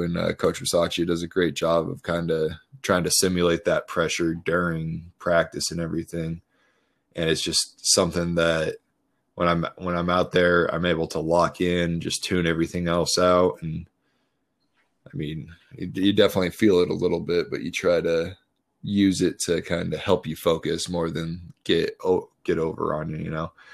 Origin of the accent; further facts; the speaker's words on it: Colorado, United States; moved away as an adult; also born or lived in Baltimore; I grew up in Colorado, went to Colorado State, never really moved out of my home state